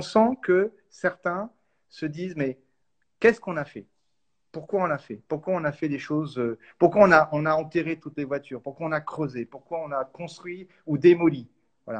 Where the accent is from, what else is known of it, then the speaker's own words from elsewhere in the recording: France; chez nous en France